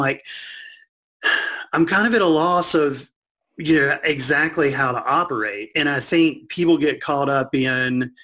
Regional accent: Burlington, North Carolina, United States; I grew up right outside of Burlington, kind of in between Greensboro and Raleigh

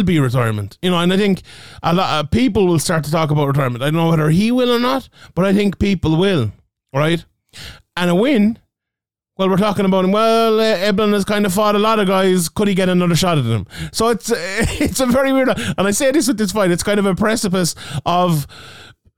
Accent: Ireland; in my home country of Ireland

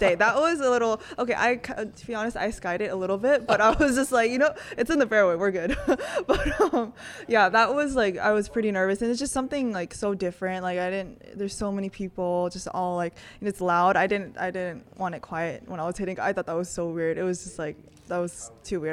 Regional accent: California, United States; moved away as an adult; now in Texas, United States; coming back, um, to my home state. Like, I love California.

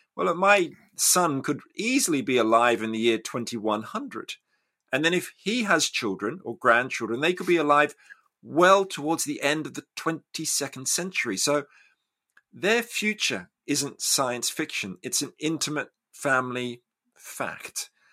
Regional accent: Australia; I grew up in Australia

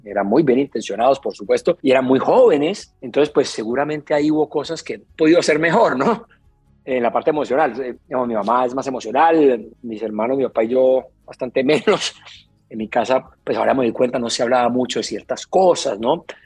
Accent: Cali, Valle del Cauca, Colombia; Crecí en Pance en el sur de Cali.

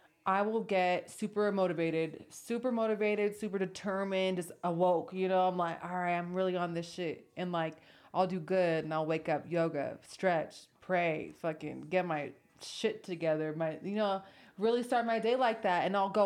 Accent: West Coast, United States; same country. Just, you know, you're from the East Coast, I'm from the West Coast.

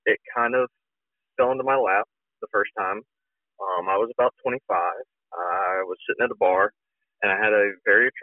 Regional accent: Alabama, United States; I grew up in very conservative Alabama

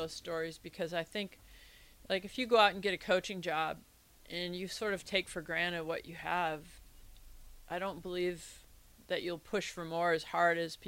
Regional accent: Iowa, United States; I grew up in Iowa because we already had great sports as far as junior high and high school sports

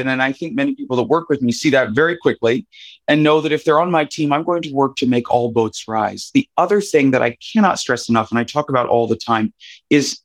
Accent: West Virginia, United States; also born or lived in Ohio; I grew up in West Virginia, a state I love very dearly and I'm proud to be from.

